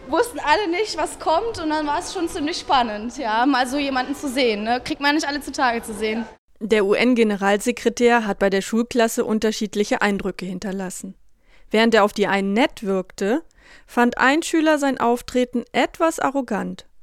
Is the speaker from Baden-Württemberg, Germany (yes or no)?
no; Monschau, North Rhine-Westphalia, Germany; Wir kommen aus der Eifel, aus Monschau.